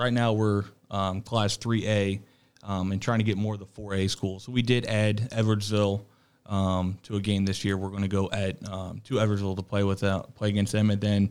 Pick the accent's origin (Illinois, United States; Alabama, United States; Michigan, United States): Illinois, United States; Waterloo; Waterloo, Illinois.